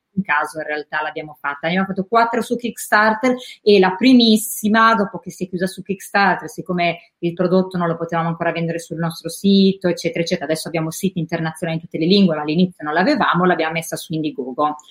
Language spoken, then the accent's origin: Italian; Rimini, Emilia-Romagna, Italy; moved away as an adult; also born or lived in Milan; sono nata a Rimini, no? Sì. E, ehm, fino a 18 anni sono quasi, stata quasi sempre a Rimini